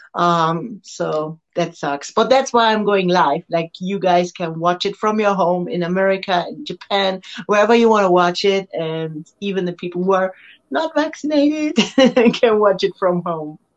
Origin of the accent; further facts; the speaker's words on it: Germany; Switzerland, which is next to Germany and only one hour from my hometown